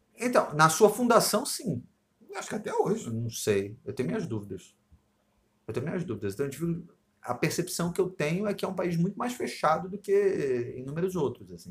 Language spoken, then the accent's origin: Portuguese; Rio de Janeiro, Brazil; eu me dou bem por ser carioca, claro, e aí aqui no Rio eu me dou bem com isso